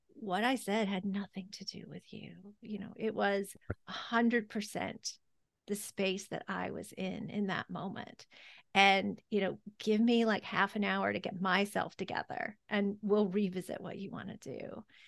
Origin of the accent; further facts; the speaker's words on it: the South, United States; growing up in the South